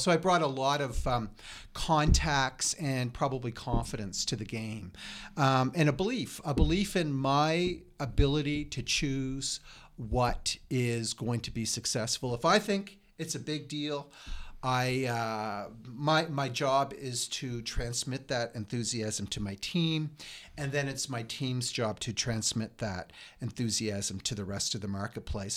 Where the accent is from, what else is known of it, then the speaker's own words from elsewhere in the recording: Lunenburg County, Nova Scotia, Canada; also born or lived in Calgary / Quebec City / Toronto / Montreal; now in Regina, Canada; I grew up in Lunenburg County